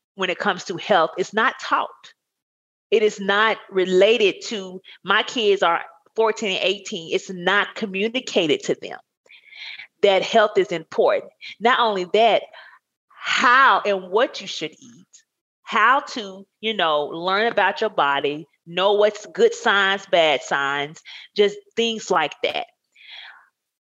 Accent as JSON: {"language": "English", "town": "Blackfish", "region": "Arkansas", "country": "United States", "tie": "born or raised there", "moved": "yes", "lives_now": "Texas, United States", "said": "I grew up in Arkansas."}